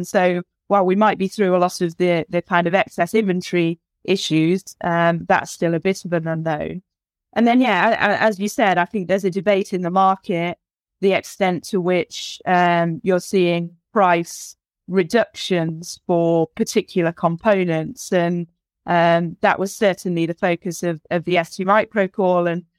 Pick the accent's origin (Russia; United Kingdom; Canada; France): United Kingdom; England; Yeah, exactly. As a Brit, honestly, as a Brit, I'm very disappointed in the CMA's response